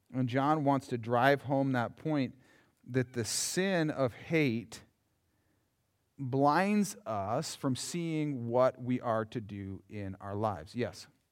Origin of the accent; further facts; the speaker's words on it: Yankton, South Dakota, United States; growing up in Yankton